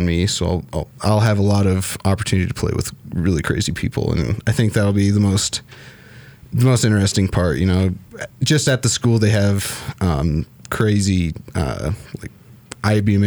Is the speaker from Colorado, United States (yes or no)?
yes; Fort Collins, Colorado, United States; I grew up in Fort Collins, and I've been here my whole life.